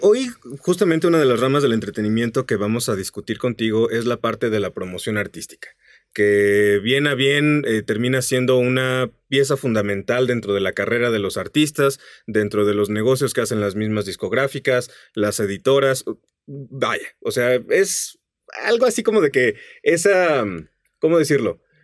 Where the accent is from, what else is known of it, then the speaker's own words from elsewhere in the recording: San Luis Potosí, Mexico; en San Luis Potosí, de donde yo soy